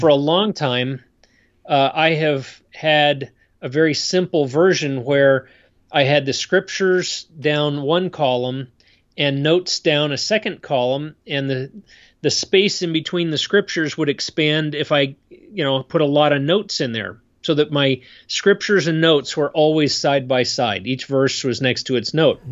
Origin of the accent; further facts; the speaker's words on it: State College, Pennsylvania, United States; moved away as an adult; also born or lived in Idaho; now in Utah, United States; I grew up back east in Pennsylvania